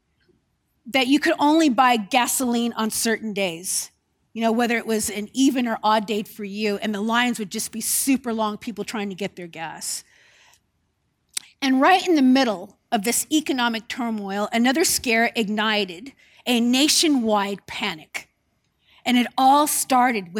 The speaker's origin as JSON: {"language": "English", "region": "California", "country": "United States", "tie": "born or raised there", "moved": "yes", "lives_now": "New Zealand", "said": "especially from my home state in California"}